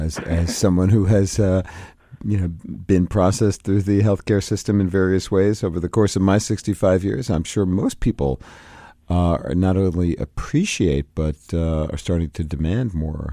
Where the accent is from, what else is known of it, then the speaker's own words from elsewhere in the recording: New York City, New York, United States; When I grew up in Brooklyn, New York, in the 50s and 60s